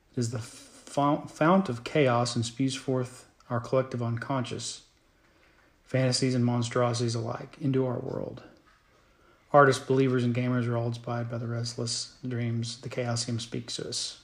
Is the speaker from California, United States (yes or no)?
no; Tulsa area, Oklahoma, United States; moved back to the area